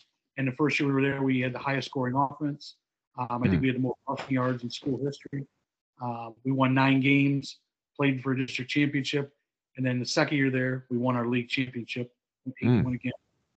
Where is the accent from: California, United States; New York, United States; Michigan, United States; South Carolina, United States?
Michigan, United States; Byron Center; also born or lived in Monroe, Michigan; now in Riverview, United States; we lived in Byron Center, Michigan. Went to school there, graduated in 2010